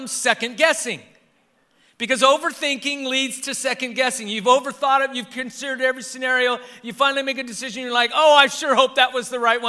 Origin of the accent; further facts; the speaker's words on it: Southern California, United States; I learned when I lived in Northern California, they can tell that I'm from Southern Cal because of how I mentioned the freeways